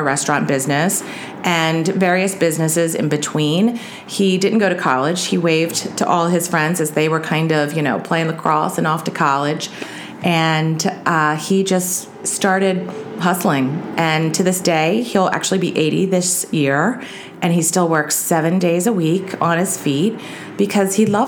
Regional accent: Baltimore, Maryland, United States; Born and raised Baltimore, hon

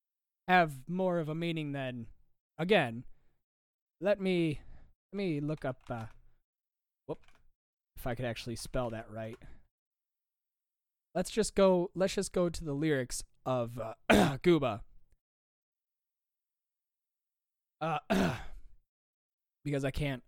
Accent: Michigan, United States; I'm from Michigan

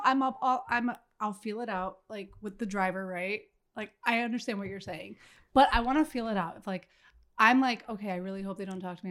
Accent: Miami, Florida, United States; moved away as an adult; now in Minnesota, United States; I'm originally from Miami, Florida

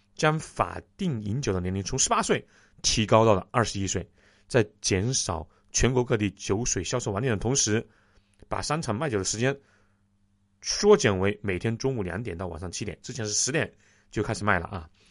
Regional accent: China; 我们中国人

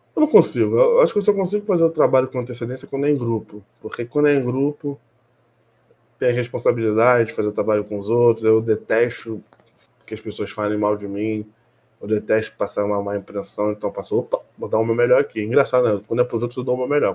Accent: Brazil; somos brasileiros

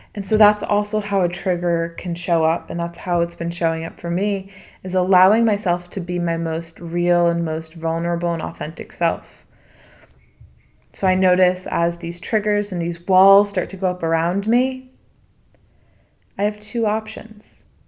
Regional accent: DC, New England, United States; moved away as an adult; also born or lived in Washington, D.C.; now in Bali, Indonesia; me being American and coming from my set of experiences, which bring me back to m, to me growing up in New England, in D C

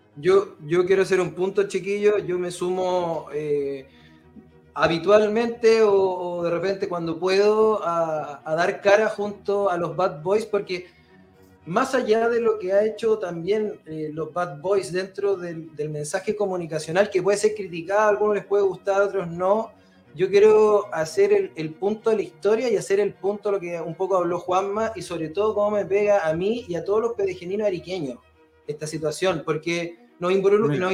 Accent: Chile; los chilenos

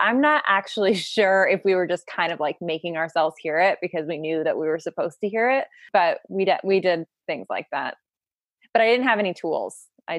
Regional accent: Connecticut, United States; And I'm from Connecticut.

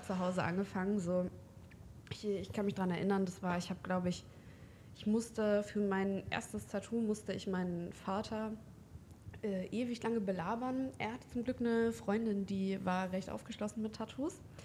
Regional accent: Hildesheim, Lower Saxony, Germany; Ich bin 25 Jahre alt. Ich komme aus Hildesheim.

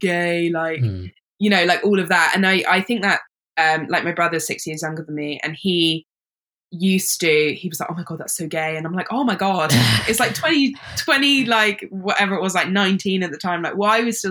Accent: London, United Kingdom; I grew up in London.

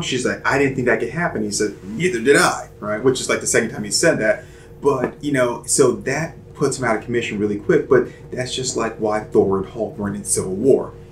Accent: Charlotte, North Carolina, United States; I'm from Charlotte.

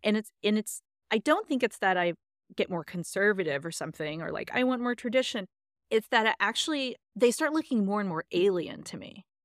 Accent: Texas, United States; I am from Texas

